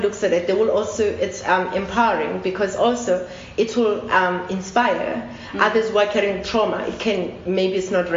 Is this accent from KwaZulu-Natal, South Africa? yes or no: no; Eastern Cape, South Africa; moved away; I come from Eastern Cape